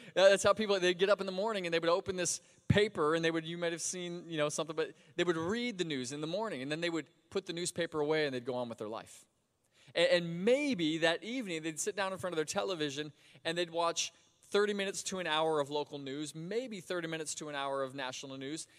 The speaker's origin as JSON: {"language": "English", "town": "Sebring", "region": "Florida", "country": "United States", "tie": "born or raised there", "said": "I grew up in Sebring, Florida, about two hours south of here."}